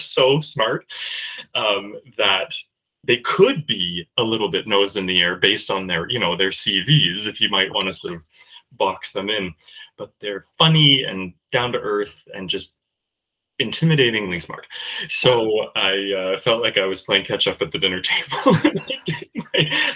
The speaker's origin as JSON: {"language": "English", "town": "Kingston", "region": "Ontario", "country": "Canada", "tie": "born or raised there", "said": "Kingston, Ontario, where I was born"}